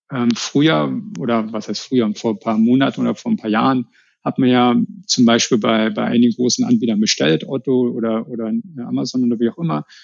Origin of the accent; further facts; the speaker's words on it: Berlin, Germany; ich bin ja aus Berlin oder aus Rand-Berlin, deswegen lag es nahe, dass wir da jetzt zurückkommen, nach Hause sozusagen